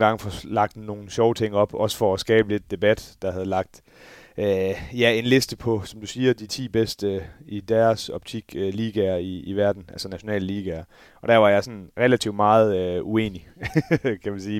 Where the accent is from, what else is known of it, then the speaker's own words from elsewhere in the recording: Denmark; som dansker